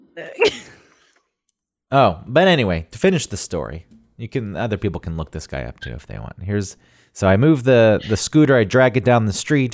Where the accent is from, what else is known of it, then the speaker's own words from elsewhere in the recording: the South, United States; growing up in the South